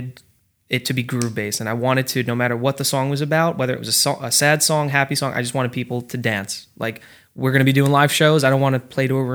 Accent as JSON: {"language": "English", "region": "New Jersey", "country": "United States", "said": "We're from New Jersey."}